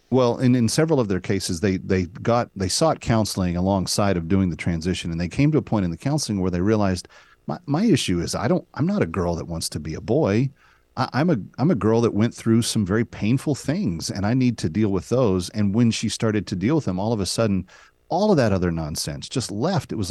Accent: the South, United States; I'm from the South.

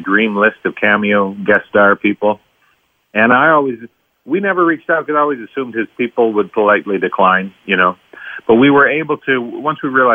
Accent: Tisdale, Saskatchewan, Canada; when I was growing up in Tisdale, Saskatchewan

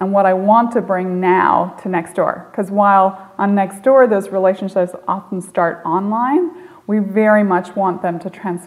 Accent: Northern Ireland, United Kingdom; moved away as an adult; also born or lived in Stanford; I grew up in Northern Ireland. I grew up right on the border between the North and the South during the Troubles

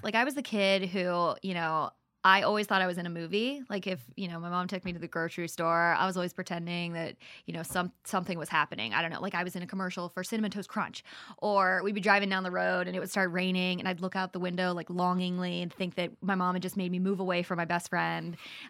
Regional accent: North Carolina, United States; also born or lived in Virginia / Maryland; We are from North Carolina-ish by way of Virginia, by way of Maryland.

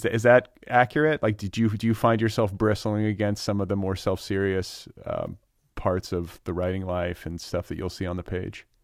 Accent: Wisconsin and Indiana, Midwest, United States; moved away; I'm from, uh, Wisconsin

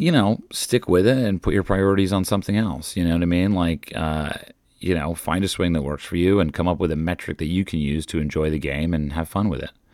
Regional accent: United States; I'm an American tourist

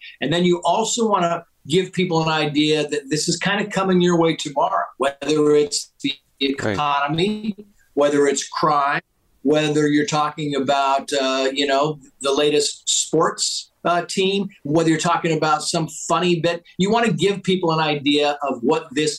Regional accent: Mammoth Lakes, California, United States; also born or lived in San Diego, California; I moved to a ski town in North Central California called Mammoth Mountain, Mammoth Lakes, California

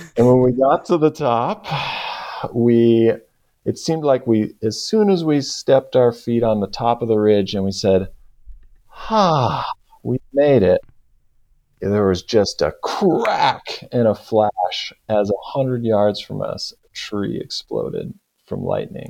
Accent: Bay Area, California, United States; I grew up in California, the Bay Area, California

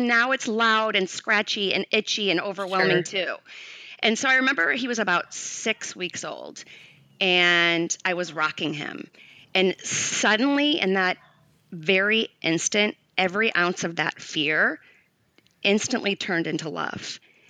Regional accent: St. Louis, Missouri, United States; moved away as an adult; now in Los Angeles, United States; I grew up in St. Louis, Missouri, and when I was 25, I moved to Los Angeles.

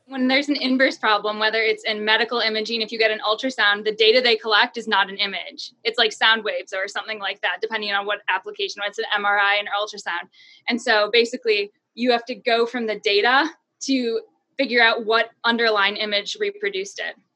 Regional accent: New Hampshire, United States; I am from New Hampshire

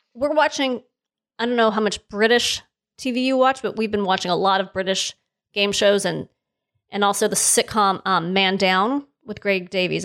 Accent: Los Angeles, California, United States; I grew up in North Hollywood, which is, for those outside of the city, is very, very close to Van Nuys

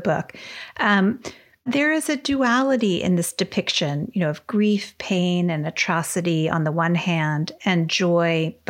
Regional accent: Louisiana, United States; I'm from Louisiana

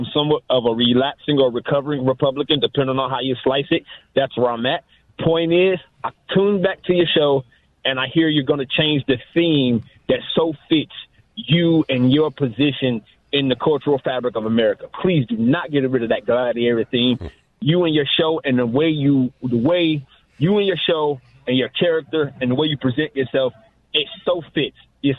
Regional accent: Cleveland, Ohio, United States; now in Columbus, United States; I'm out of Columbus, but I'm from Cleveland.

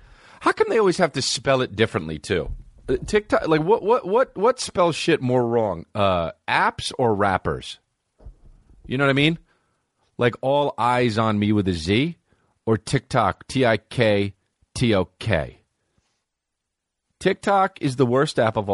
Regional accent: New Jersey, United States; That's my home state, New Jersey

